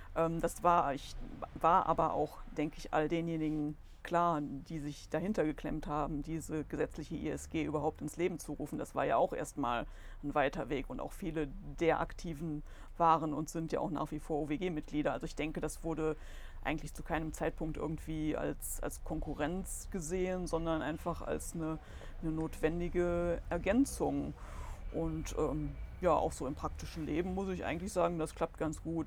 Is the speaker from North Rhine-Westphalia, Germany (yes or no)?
yes; Solingen, North Rhine-Westphalia, Germany; ich bin auch hier geboren. Damals war das ja auch noch möglich in der Lukas-Klinik